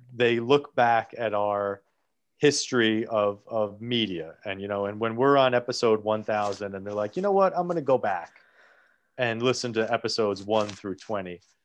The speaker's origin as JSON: {"language": "English", "region": "New Jersey", "country": "United States", "said": "I'm from Jersey. I live in a town that is less than three miles away f-, from Hoboken"}